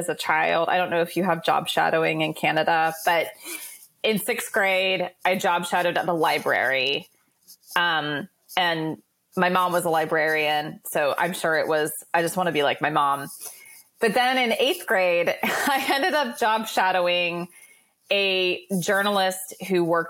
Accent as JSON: {"language": "English", "region": "Midwest", "country": "United States", "moved": "yes", "lives_now": "New York City, United States", "said": "I am a Midwesterner living in New York City"}